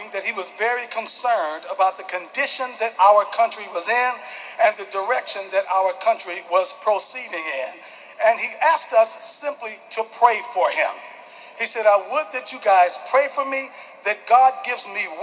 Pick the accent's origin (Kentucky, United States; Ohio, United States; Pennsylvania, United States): Ohio, United States; Cleveland; I'm born and raised in Cleveland